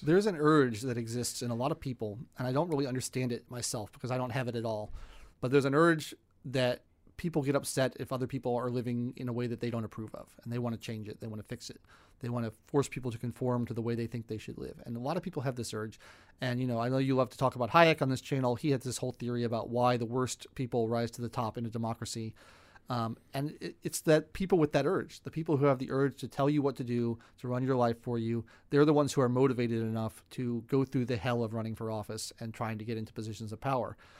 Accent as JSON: {"language": "English", "country": "United States", "said": "I was from America"}